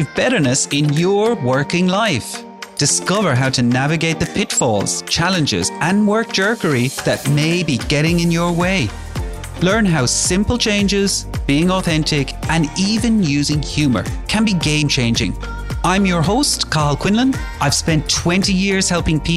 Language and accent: English; Ireland; I grew up in Ireland, pretty nice background